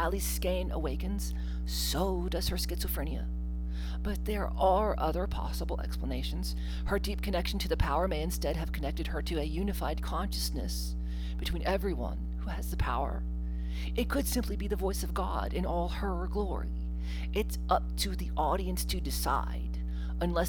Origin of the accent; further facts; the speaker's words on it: Mississippi, United States; I grew up in Mississippi